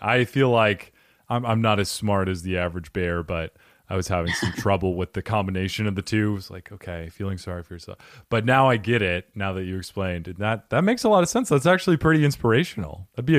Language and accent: English; New Jersey, United States; accent: New Jersey; It's also a robot from Jersey, apparently, with my accent.